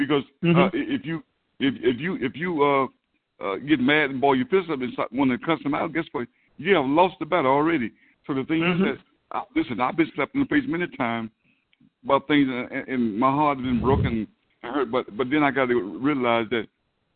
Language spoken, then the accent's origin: English; the South, United States; a young black man growing up in the South